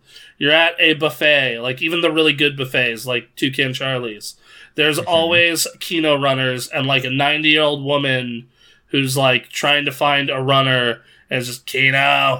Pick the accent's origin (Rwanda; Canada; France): France; now in Japan; I'm from France, kind of grew up in several French colonies, have zero sense of national identity. Also lived in Japan for the past 8 years.